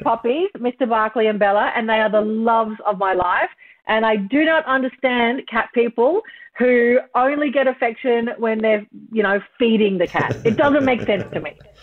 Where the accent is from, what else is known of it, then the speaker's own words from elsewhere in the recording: Kingaroy, Queensland, Australia; I'm from Kingaroy in country Queensland.